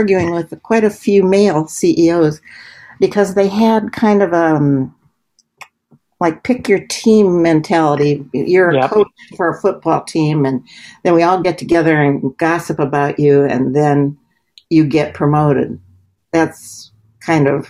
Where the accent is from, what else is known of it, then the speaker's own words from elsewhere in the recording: Gary, Indiana, United States; Growing up in Gary, Indiana, it was a steel mill town